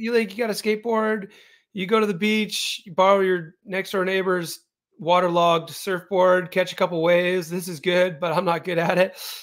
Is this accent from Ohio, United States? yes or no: no; Aptos, California, United States; moved away as an adult; now in Bend, United States; I grew up in Aptos, which is in Santa Cruz County